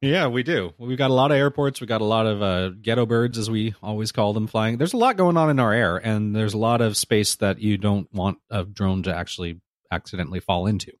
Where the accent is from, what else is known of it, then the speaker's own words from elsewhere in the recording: Southern California, United States; I grew up here in Southern California, and I have always said the before freeway numbers